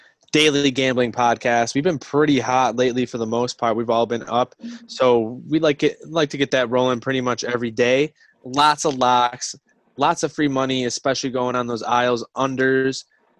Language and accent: English; Buffalo, New York, United States; I'm from Buffalo.